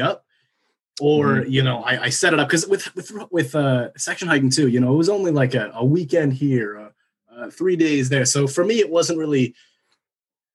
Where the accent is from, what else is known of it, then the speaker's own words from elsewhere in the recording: New Jersey, United States; I'm originally from Jersey